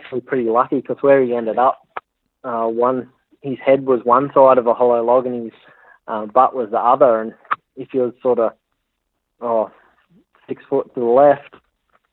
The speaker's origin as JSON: {"language": "English", "area": "Hunter Valley", "region": "New South Wales", "country": "Australia", "moved": "as an adult", "lives_now": "Cape York, Australia", "said": "I come from the Hunter Valley, New South Wales"}